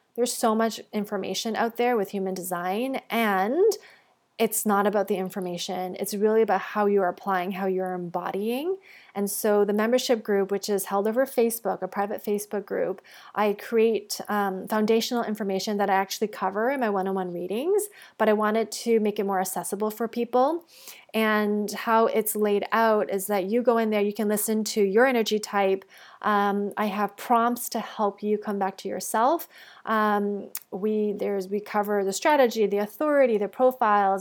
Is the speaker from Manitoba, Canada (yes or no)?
no; Toronto, Ontario, Canada; moved away as an adult; also born or lived in Bali / Mexico; I'm actually recording this episode back in my hometown in Toronto.